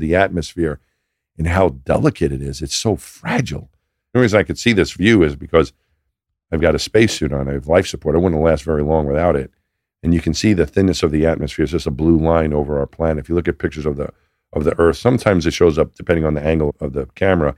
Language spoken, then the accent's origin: English; New York, United States; moved away as an adult; I'm from New York. That's where I'm from.